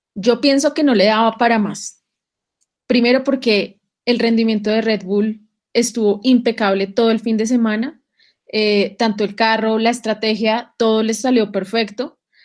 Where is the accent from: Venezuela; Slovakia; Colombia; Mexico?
Colombia; como colombianos